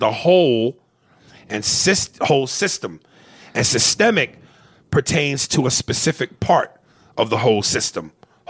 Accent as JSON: {"language": "English", "town": "Newark", "region": "New Jersey", "country": "United States", "said": "I'm white and black, and I'm from Newark, New Jersey."}